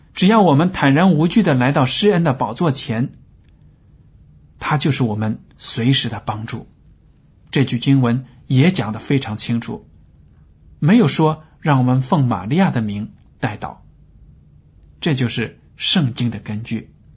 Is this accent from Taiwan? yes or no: no; China; 这是我们中国人也经常说的话